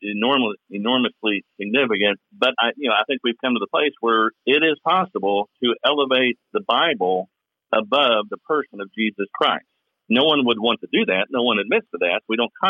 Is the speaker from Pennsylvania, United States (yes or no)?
no; Kentucky, United States; accent: Southern drawl